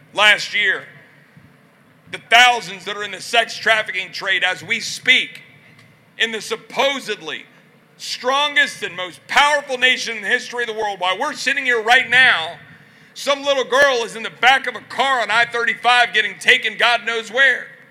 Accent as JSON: {"language": "English", "region": "Texas", "country": "United States", "said": "I'm a Texan"}